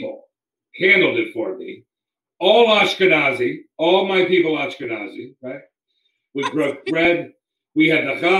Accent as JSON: {"language": "English", "town": "Washington", "region": "District of Columbia", "country": "United States", "said": "I'm from Washington, D.C. area"}